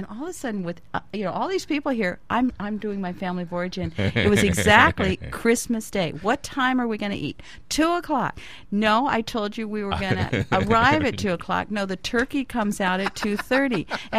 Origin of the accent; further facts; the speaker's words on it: California, United States; moved away as an adult; now in Maui, United States; I came from California, Jim, where I was a native Californian, and so we didn't have big extended families.